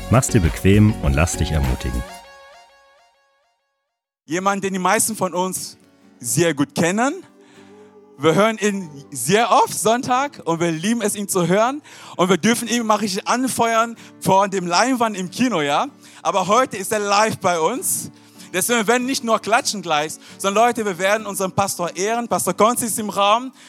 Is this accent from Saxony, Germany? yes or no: no; Berlin, Germany; now in Nuremberg, Germany; und wir wohnen in Nürnberg, aber ich komme aus Berlin.